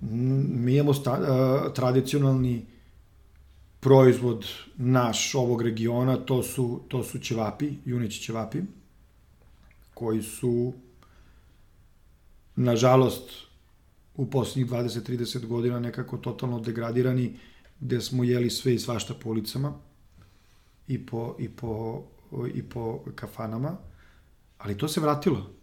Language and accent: Croatian; Serbia; ovde kod nas u Srbiji